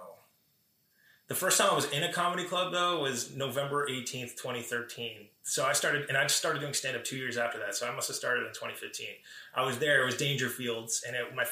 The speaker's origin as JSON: {"language": "English", "town": "Paramus", "region": "New Jersey", "country": "United States", "tie": "born or raised there", "also_born_or_lived": "Bronx, New York / Los Angeles", "said": "I've grown up in Paramus most of my life"}